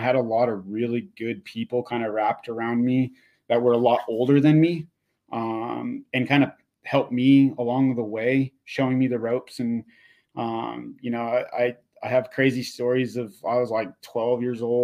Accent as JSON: {"language": "English", "area": "Inland Empire", "region": "California", "country": "United States", "tie": "born or raised there", "said": "growing up in the Inland Empire, during that time frame of riding dirt jumps as a BMX rider"}